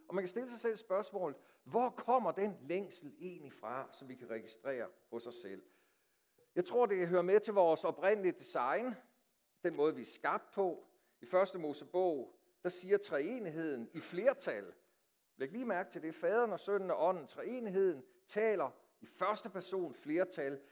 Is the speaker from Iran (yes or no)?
no; Denmark; os som danskere